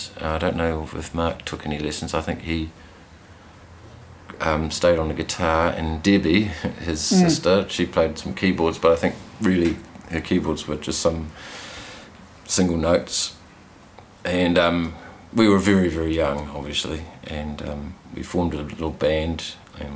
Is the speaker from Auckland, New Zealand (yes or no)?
yes; Auckland, New Zealand; moved away as an adult; now in Hawke's Bay, New Zealand; We grew up in Pakeranga, and we started flatting, in Pakeranga.